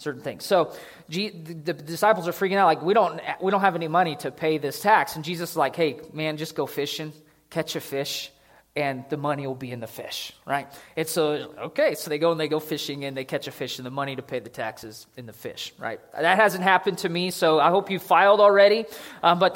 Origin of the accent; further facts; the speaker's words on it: United States; I'm an American